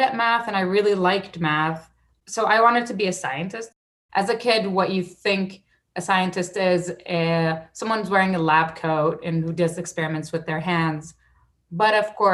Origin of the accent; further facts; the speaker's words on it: Saudi Arabia; moved away; when I was a kid, I grew up in Saudi Arabia